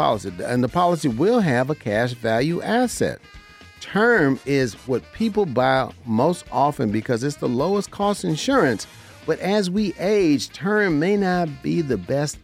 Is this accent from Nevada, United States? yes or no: yes; Las Vegas, Nevada, United States; Las Vegas, Nevada is my hometown. I was born and raised here.